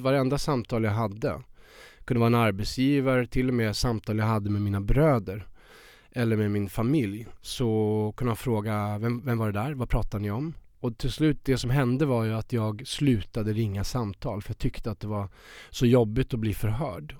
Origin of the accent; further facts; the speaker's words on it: Värmland, Sweden; moved away as an adult; now in Stockholm, Sweden; kommer jag från Värmland. Jag var 19 år och eh, han bodde i Stockholm. Så jag flyttade ju upp hit eh, till honom.